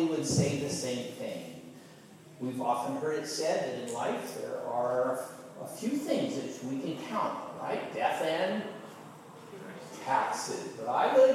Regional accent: Chino, California, United States; I grew up in Southern California

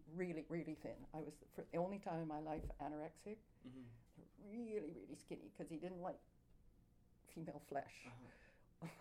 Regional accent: Canada; also born or lived in New York; I'm Canadian.

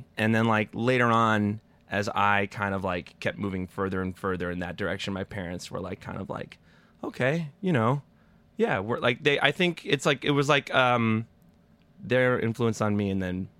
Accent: East Meadow, New York, United States; I'm from Long Island.

